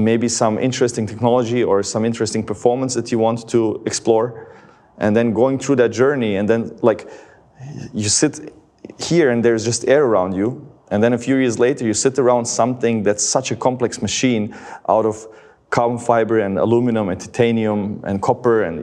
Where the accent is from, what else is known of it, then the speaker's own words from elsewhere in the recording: Livno, Federation of Bosnia and Herzegovina, Bosnia & Herzegovina; my hometown of Livno in Bosnia